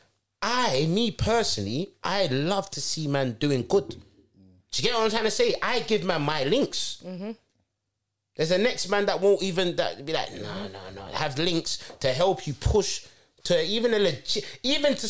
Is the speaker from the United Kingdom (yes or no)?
yes; London, United Kingdom; I'm from Brixton